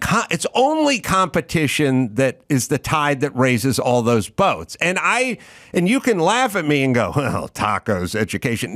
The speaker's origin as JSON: {"language": "English", "region": "Southern California", "country": "United States", "tie": "born or raised there", "said": "when I was growing up in SoCal"}